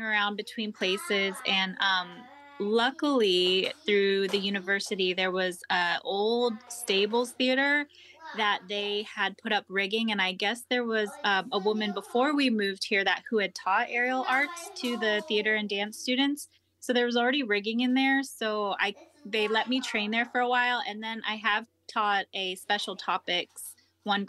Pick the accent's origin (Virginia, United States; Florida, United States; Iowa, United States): Florida, United States; Jacksonville; moved away as an adult; also born or lived in Massachusetts; now in Norfolk, United States; I grew up in Jacksonville, Florida